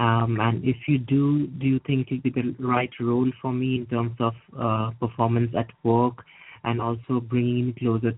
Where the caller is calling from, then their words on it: Edinburgh, Scotland, United Kingdom; I'm calling from Edinburgh in Scotland.